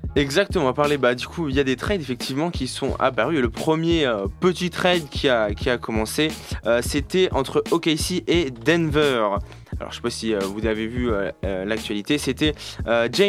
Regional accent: France; nous, on a le droit en tant que Français à un juré français

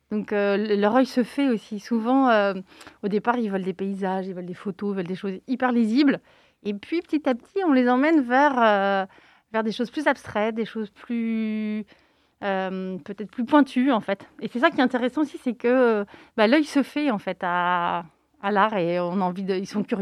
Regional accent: Nantes, Pays de la Loire, France; nous, on est nantais et euh, on travaille avec des artistes nantais. On a de la chance à Nantes

